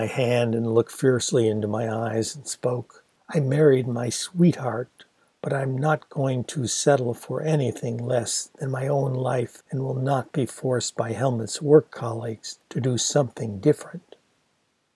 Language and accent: English; Ann Arbor, Michigan, United States; a big progressive university town like my hometown of Ann Arbor